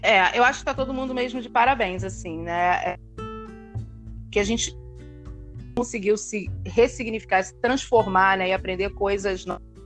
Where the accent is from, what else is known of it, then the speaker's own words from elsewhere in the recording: Niterói, Rio de Janeiro, Brazil; numa escola, em Niterói, eu sou de Niterói, eu estudei 11 anos numa escola